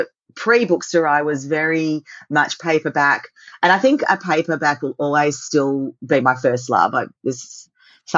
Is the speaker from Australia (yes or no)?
yes; Australia; As an Aussie